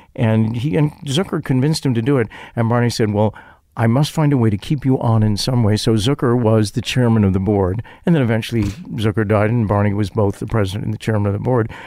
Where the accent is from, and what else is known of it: Chicago, Illinois, United States